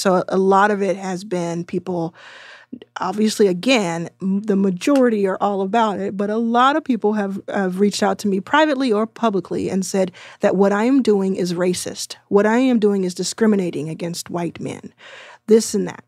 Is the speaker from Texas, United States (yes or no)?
yes; Texas, United States; I'm from Texas and didn't go to college